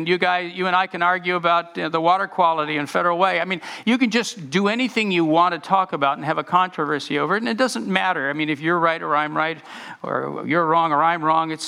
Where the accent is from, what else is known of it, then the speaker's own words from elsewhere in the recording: United States; I had never been in an oppressed culture particularly before as an American.